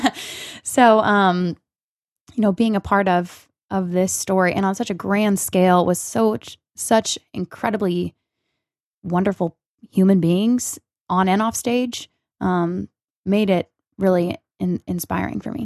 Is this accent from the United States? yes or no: yes; Missouri, United States; moved away as an adult; also born or lived in Texas; my home state, Missouri